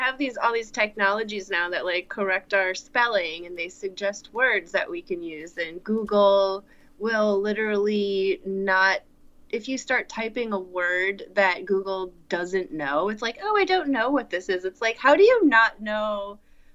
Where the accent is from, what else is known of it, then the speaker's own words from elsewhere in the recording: United States; as an American woman in 2020